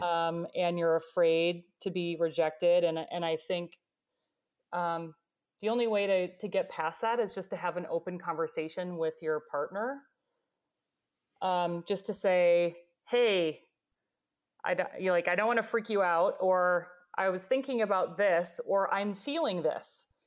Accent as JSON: {"language": "English", "region": "Michigan", "country": "United States", "tie": "born or raised there", "said": "was born and raised in Michigan"}